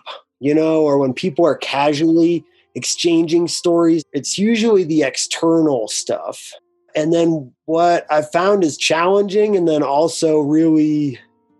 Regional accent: Breckenridge, Colorado, United States; I grew up in Breckenridge, Colorado, which is a ski town.

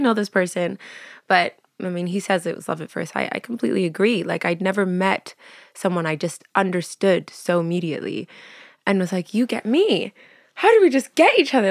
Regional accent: Vancouver, British Columbia, Canada; born or raised there; moved away as an adult; also born or lived in Montreal; now in London, United Kingdom

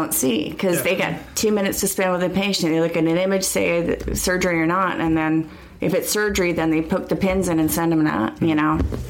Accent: Ireland; I'm Irish, so, you know, we can talk about anything forever.

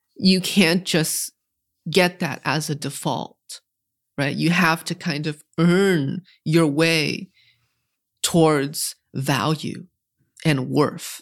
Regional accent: New England, United States; Growing up in New England

